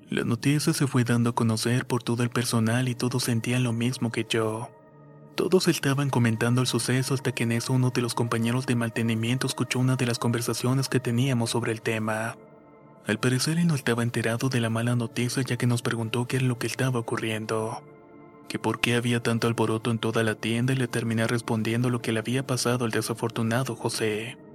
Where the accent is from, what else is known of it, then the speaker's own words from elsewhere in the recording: Chile; soy chileno y soy super hincha del Colo Colo.